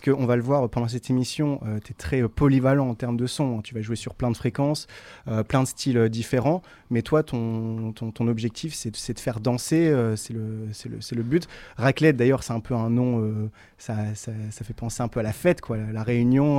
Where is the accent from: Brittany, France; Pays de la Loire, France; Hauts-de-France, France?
Hauts-de-France, France; Tourcoing; je suis né, suis à Tourcoing